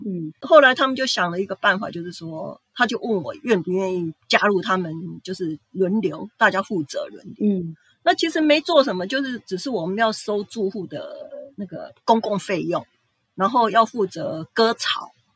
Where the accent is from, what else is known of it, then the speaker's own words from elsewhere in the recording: Taiwan; moved away as an adult; now in Fukuoka, Japan; 现在日本已经等于算比我的故乡还要长的一个地方